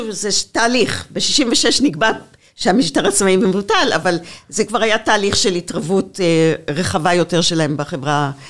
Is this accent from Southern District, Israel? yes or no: yes; Beersheba, Southern District, Israel; היות וחלק מחיי גדלתי בבאר שבע